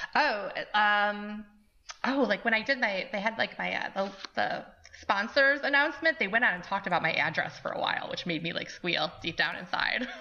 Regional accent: Brant, New York, United States; I grew up in Brant, New York, with about 20 miles south of Buffalo

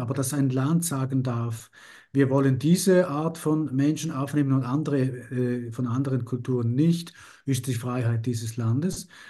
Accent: Italy; als Italiener

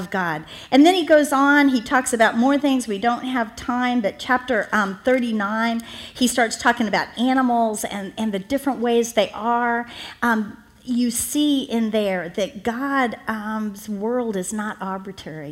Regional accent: Miami, Florida, United States; I'm from Miami, Florida

